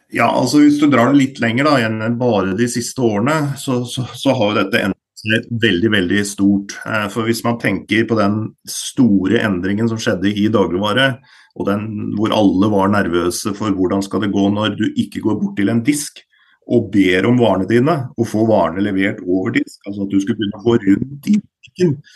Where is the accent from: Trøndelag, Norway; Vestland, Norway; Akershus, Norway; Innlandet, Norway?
Innlandet, Norway; Elverum; Jeg er jo da fra Elverum. Eh, og vokste opp i denne bedriften